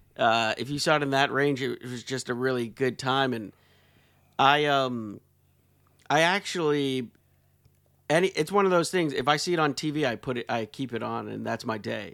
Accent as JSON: {"language": "English", "region": "Pennsylvania", "country": "United States", "tie": "born or raised there", "said": "I grew up in Pennsylvania"}